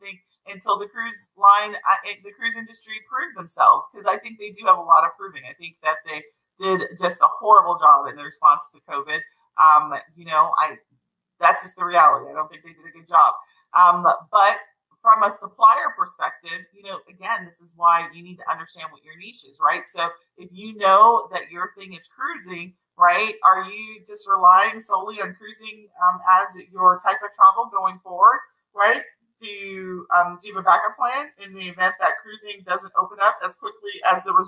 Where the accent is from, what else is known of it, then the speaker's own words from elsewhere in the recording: United States; me as an American